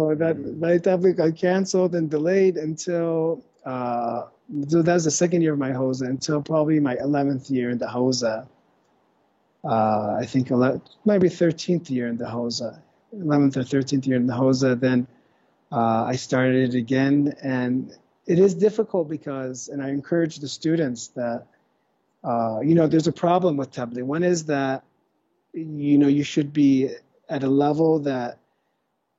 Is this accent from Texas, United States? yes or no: no; California, United States; I'm from California, so California, mainly California